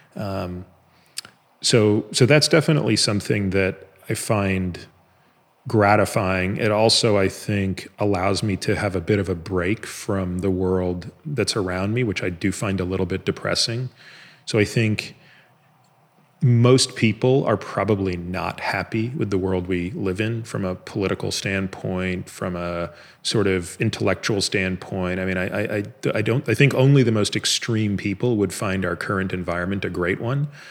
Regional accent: Canada; moved away as an adult; now in United States; I grew up in Canada

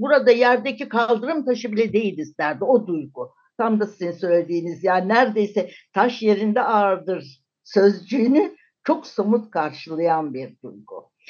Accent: Turkey; moved away as an adult; also born or lived in Germany; Türk'üm, Türkiye'den geliyorum

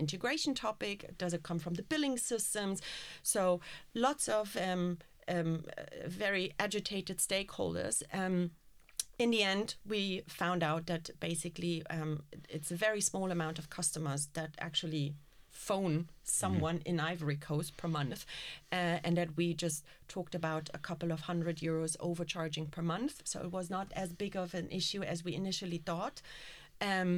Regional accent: Berlin, Germany; I'm from Berlin

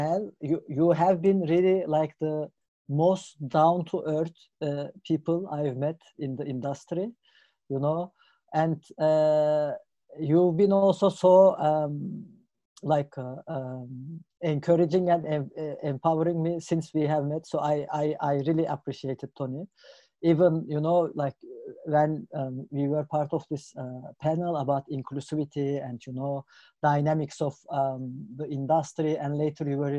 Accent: Istanbul, Turkey; moved away as an adult; now in Germany; I'm from Istanbul, Turkey

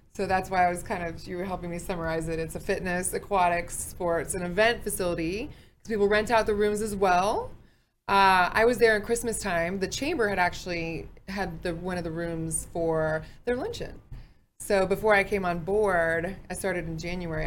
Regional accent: Fort Worth, Texas, United States; I'm from Fort Worth

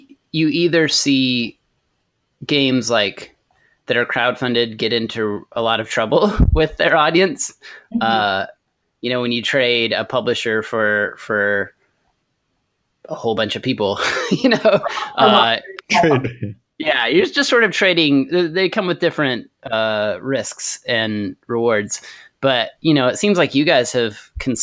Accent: Amarillo, Texas, United States; now in Nashville, United States; I grew up in Amarillo, Texas

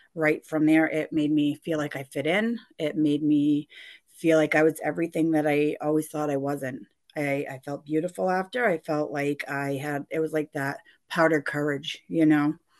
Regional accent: Gardner, Massachusetts, United States; I grew up in Gardner, Mass, a small little town west of Worcester

